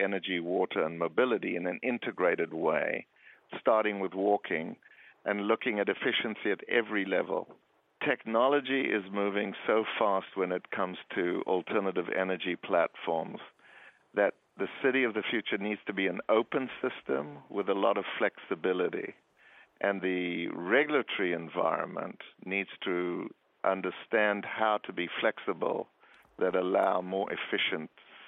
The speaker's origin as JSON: {"language": "English", "town": "Johannesburg", "region": "Gauteng", "country": "South Africa", "said": "I'm originally from Johannesburg."}